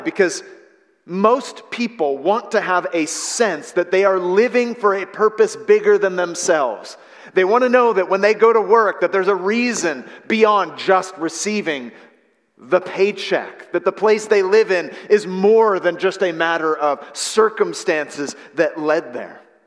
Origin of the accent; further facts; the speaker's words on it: San Francisco Bay Area, California, United States; I was raised in the San Francisco Bay Area